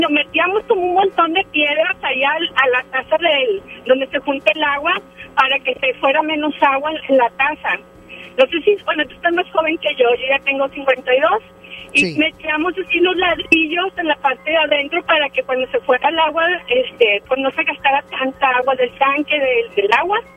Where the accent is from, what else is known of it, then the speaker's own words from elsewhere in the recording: Monterrey, Nuevo León, Mexico; yo soy regia desde que nací.